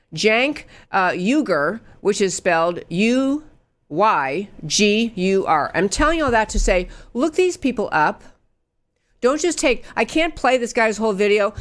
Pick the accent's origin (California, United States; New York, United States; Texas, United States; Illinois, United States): New York, United States; I grew up in New York, so I can talk pretty fast